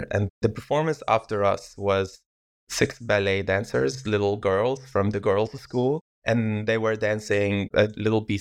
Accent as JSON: {"language": "English", "town": "Yarmouk", "region": "Damascus Governorate", "country": "Syria", "tie": "born or raised there", "said": "I had a beautiful childhood in this little refugee camp, and most of the people there were from Palestinian background, but officially they are stateless"}